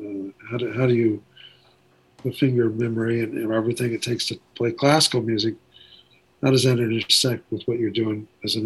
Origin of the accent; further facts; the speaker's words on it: Ventura, California, United States; also born or lived in Waco, Texas; I grew up in, I was born in Texas, Waco, or Waco as I've called it for years. But, from 2 years of age on, I was in Ventura, California, which is on the coast.